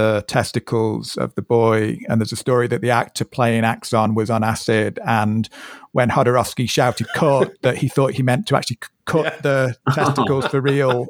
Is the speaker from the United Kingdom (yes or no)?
yes; Manchester, North West England, United Kingdom; I'm from Manchester